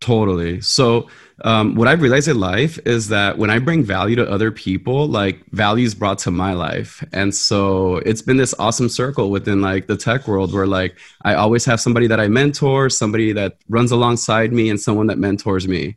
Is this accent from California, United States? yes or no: yes; Los Angeles, California, United States; I grew up in South Central LA, so I was like 12 years old when the LA riots broke out down the street from my house.